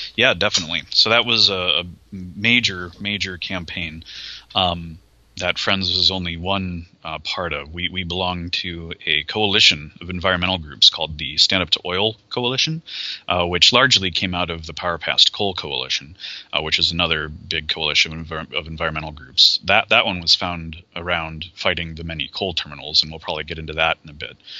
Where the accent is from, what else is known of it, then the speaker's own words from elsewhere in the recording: Cleveland, Ohio, United States; moved away as an adult; also born or lived in Austin, Texas; I'm originally from Ohio. I was born and raised in Cleveland